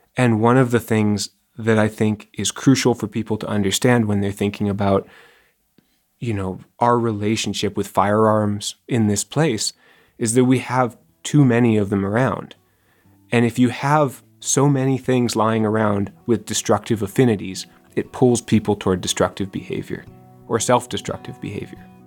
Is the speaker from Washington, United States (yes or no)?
yes; Seattle, Washington, United States; moved away as an adult; I grew up in Seattle